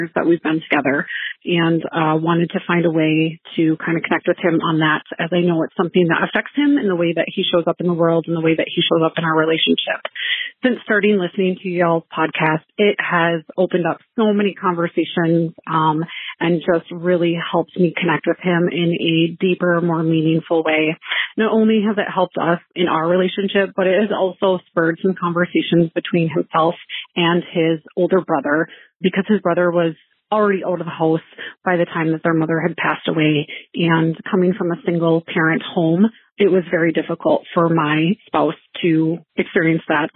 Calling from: Minnesota, United States; I am calling from Minnesota

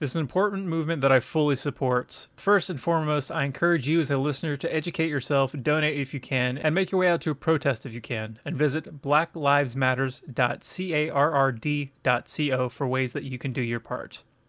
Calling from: California, United States; I'm calling from California

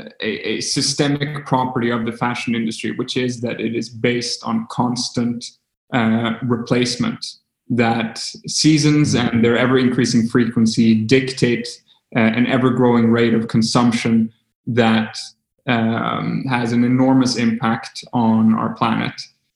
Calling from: Stockholm, Stockholm County, Sweden; English is a second language; We're zooming in from Stockholm, Sweden.

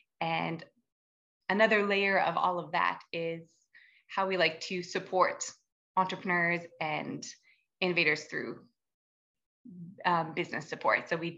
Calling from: Whitehorse, Yukon, Canada; I am joining from Whitehorse, the traditional territories of the Colne and Dunn First Nation and the Tongquetchin Council. Very beautiful, very snowy at the moment.

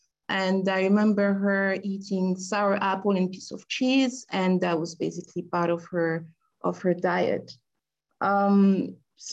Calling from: Paris, Île-de-France, France; I'm dialing from Paris.

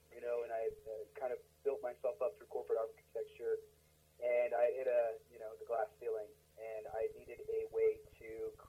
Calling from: Denver, Colorado, United States; Denver, Colorado. Yeah.

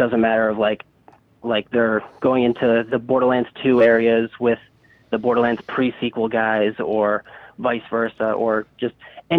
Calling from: Milton, Massachusetts, United States; Milton, Massachusetts.

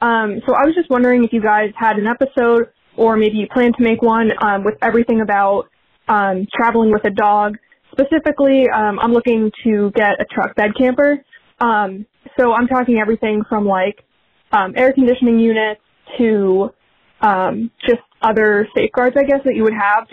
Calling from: Pittsburgh, Pennsylvania, United States; I'm calling from Pittsburgh, Pennsylvania.

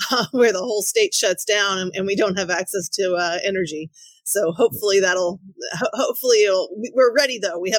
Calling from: Dallas, Texas, United States; I am in the Dallas Fort Worth area.

